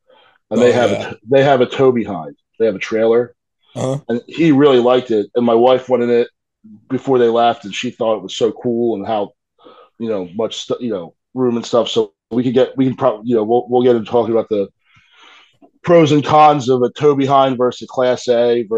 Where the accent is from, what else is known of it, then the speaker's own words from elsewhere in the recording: New Jersey outside of Philadelphia, United States; moved away; So when I was a little kid, we lived in New Jersey outside of Philadelphia.